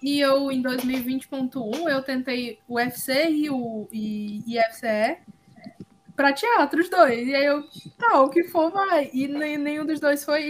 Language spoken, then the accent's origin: Portuguese; Quixeramobim, Ceará, Brazil; eu em Xeromobim, muito pequenininha